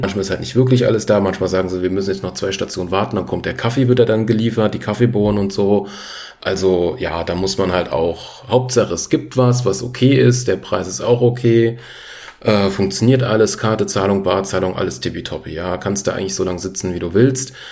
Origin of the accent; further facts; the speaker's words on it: Frankfurt, Hesse, Germany; Ich bin ja Frankfurter quasi oder grob geschätzt, komme ja aus der Gegend.